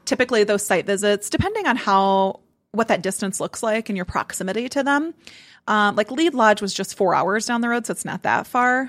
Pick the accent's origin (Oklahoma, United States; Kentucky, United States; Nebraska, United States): Nebraska, United States; moved away; I'm from Nebraska